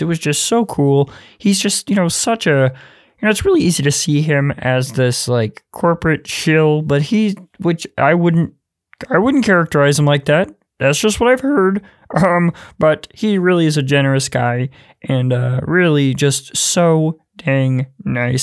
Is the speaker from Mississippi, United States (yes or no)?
yes; Mississippi, United States; I'm from Mississippi